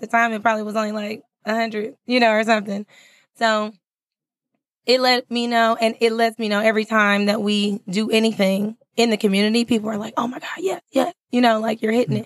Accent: California, United States; moved away as an adult; also born or lived in San Francisco Bay Area; now in Texas, United States; I'm not from Texas. I'm from California.

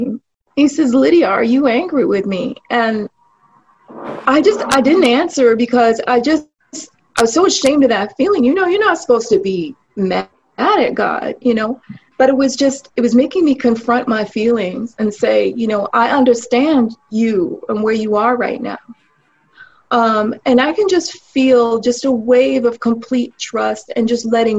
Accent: New York, United States; moved away as an adult; now in Florida, United States; I grew up in New York

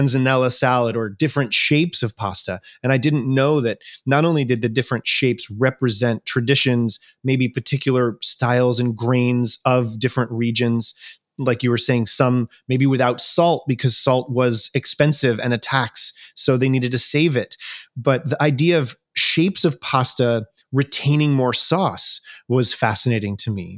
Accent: New York, United States; growing up on the East Coast of the United States in New York

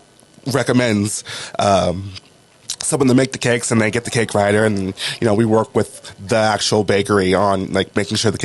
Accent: New Orleans, Louisiana, United States; also born or lived in Washington; now in Los Angeles, United States; I was born in New Orleans, Louisiana

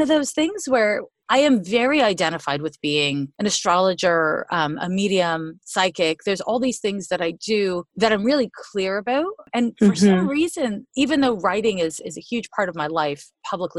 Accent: Montreal, Quebec, Canada; now in United States; I'm from Montreal, Quebec. I've been in the US for like 25 years, but I still got it. You know, a little Canadian, a little American

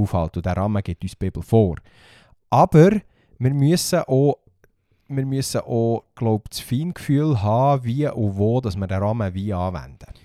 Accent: Bernese Oberland, Switzerland; bei uns im Berner Oberland

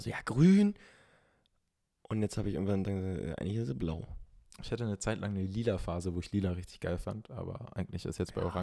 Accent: Berlin, Germany; Okay, wir kommen beide aus Berlin.

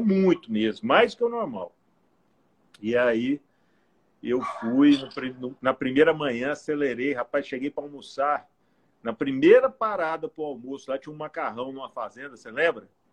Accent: Goiânia, Goiás, Brazil; moved away as an adult; now in Palmas, Brazil; eu sou nasci em Umas, na Goiabeira, lá perto de Goiânia em 1970, já vou fechar meu cinquentinho agora esse ano. E morei em Goiânia até os 22 anos

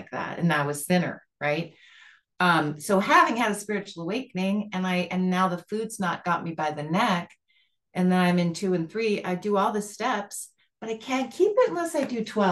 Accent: Montana, United States; I'm from Montana

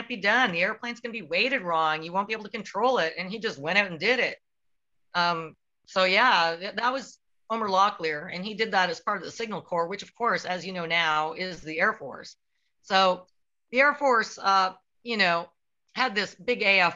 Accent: Canada; I'm Canadian

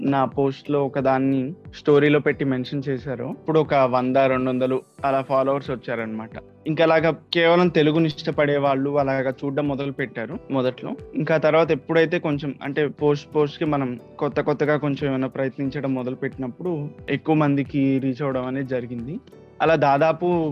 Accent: Medarametla, Andhra Pradesh, India; first language Telugu; also born or lived in Chennai; మాది ప్రకాశం జిల్లాలో ఒంగోలు పక్కన మేదర్మెట్ల అండి నేను చదువుకున్నది మొత్తం ఇక్కడే

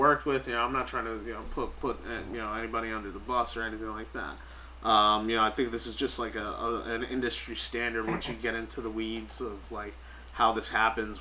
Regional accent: New York, United States; I'm born and raised in New York

